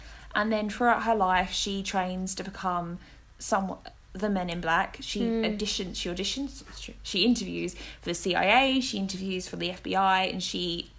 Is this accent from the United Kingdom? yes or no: yes; East of England, United Kingdom; accent: Essex; But yeah, my accent is from Essex. I have Welsh family, I have Cockney family, and now I have Northeastern family. So it's a big mixture, and I apologise.